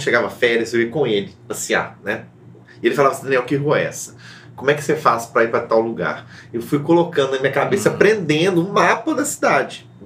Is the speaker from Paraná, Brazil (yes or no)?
no; Belo Horizonte, Minas Gerais, Brazil; eu nasci na Lagoinha, né? Vivi lá minha vida toda. É, e minha família é de imigrantes italianos que vieram trabalhar na construção da cidade. Então, sou quarta geração de Belo Horizontinos, de pessoas que nasceram aqui na cidade